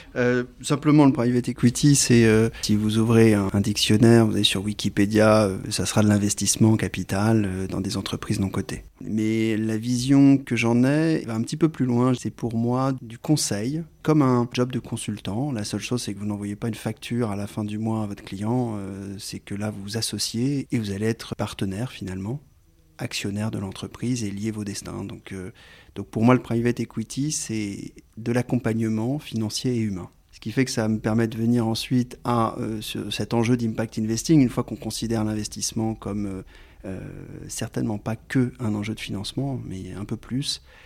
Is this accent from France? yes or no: yes; France; j'ai un nom, une consonance, euh, d'origine italienne, mais je suis français